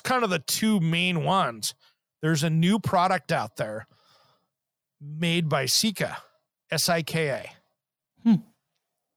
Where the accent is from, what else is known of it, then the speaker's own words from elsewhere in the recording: Eastern Washington, United States; when I grew up in Eastern Washington